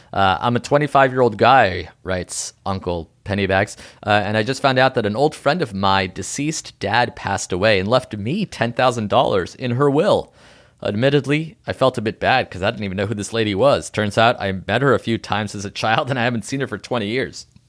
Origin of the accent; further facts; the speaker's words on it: New Haven, Connecticut, United States; I'm a boy from New Haven.